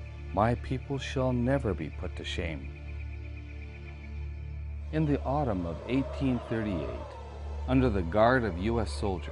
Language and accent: English; Wisconsin, United States; I was raised on the Wisconsin Stockbridge-Munsee Reservation, which was not my tribe's original home.